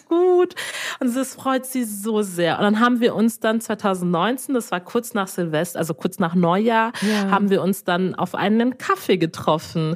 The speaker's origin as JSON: {"language": "German", "town": "Lindau", "region": "Bavaria", "country": "Germany", "tie": "born or raised there", "said": "ich bin in Lindau geboren"}